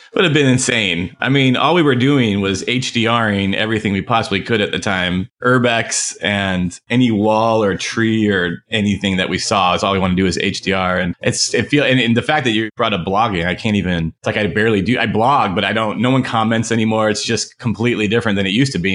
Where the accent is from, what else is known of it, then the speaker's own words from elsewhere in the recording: Phoenix, Arizona, United States; also born or lived in New York; I'm from Phoenix